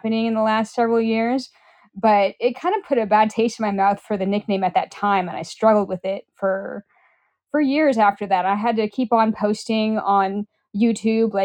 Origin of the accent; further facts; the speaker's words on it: Pacific Northwest, United States; I'm from the Pacific Northwest